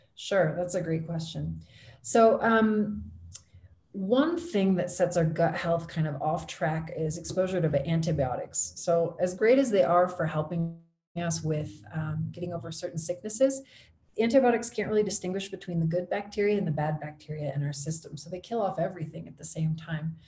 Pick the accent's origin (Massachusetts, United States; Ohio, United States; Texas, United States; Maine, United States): Ohio, United States; moved away as an adult; now in Quito, Ecuador; I'm originally from Ohio, but I live now in Quito, Ecuador